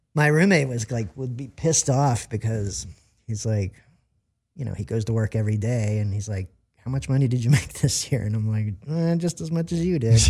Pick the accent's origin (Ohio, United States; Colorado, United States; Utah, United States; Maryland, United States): Maryland, United States; moved away as an adult; also born or lived in Virginia / Washington, D.C.; now in Los Angeles, United States; I'm from Maryland, um, Virginia area, D C.